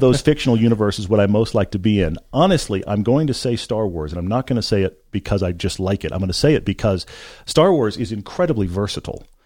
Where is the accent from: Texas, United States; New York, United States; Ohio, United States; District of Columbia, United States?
Texas, United States; Houston; I grew up in Texas